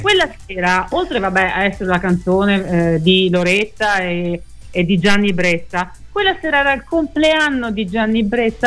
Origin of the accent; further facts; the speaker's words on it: Veneto, Italy; Sono risalita su in Veneto, perché io sono veneta.